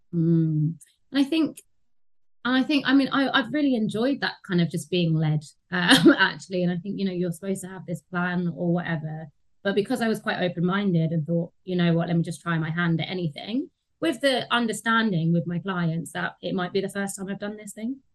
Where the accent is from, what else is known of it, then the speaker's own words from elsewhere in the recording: London, United Kingdom; I grew up in Tottenham, which is um, yeah seen as a you know deprived area in in London